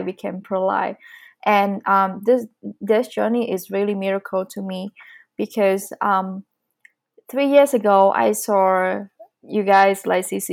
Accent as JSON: {"language": "English", "country": "Vietnam", "second_language": "English", "moved": "as an adult", "lives_now": "Calgary, Canada", "said": "I'm coming from Vietnam. I've been living in Canada for almost 4 years."}